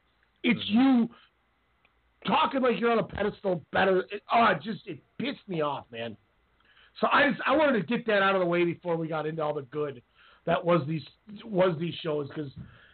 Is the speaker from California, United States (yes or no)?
no; Oklahoma, United States; I'm from Oklahoma.